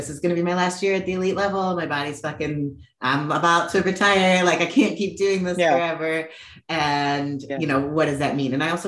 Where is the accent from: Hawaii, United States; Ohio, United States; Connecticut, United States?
Ohio, United States; Cleveland; I'm from Cleveland, Ohio